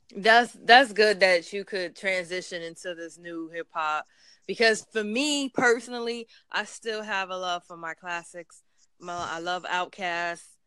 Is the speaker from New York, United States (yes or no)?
yes; New York, United States; I'm actually from New York